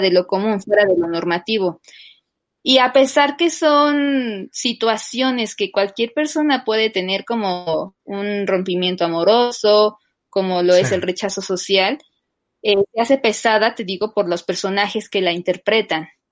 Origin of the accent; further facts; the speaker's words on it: Texcoco, State of Mexico, Mexico; yo soy del Estado de México, de Texcoco